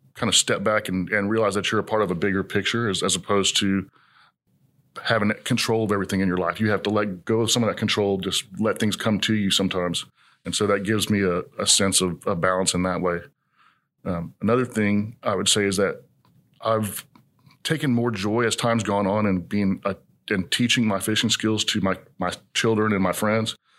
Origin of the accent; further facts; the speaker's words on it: College Station, Texas, United States; moved away as an adult; now in Houston, United States; I grew up in College Station